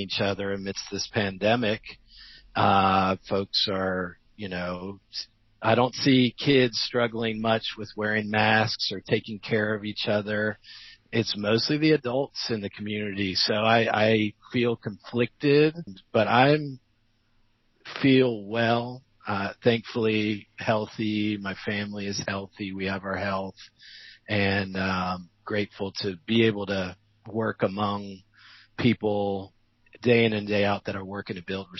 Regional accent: Georgia, United States; I am a white, cisgendered male from this place. I'm from Georgia.

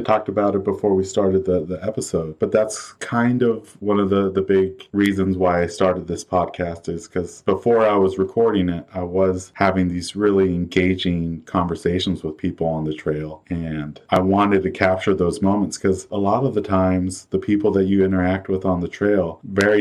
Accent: Pacific Northwest, United States; born and raised in the Pacific Northwest

